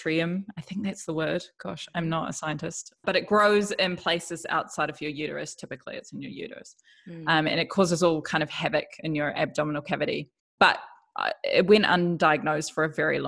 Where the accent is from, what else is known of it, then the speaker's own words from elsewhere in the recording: New Zealand; moved away as an adult; also born or lived in New York City / Melbourne; now in Bundaberg, Australia; I'm originally from New Zealand.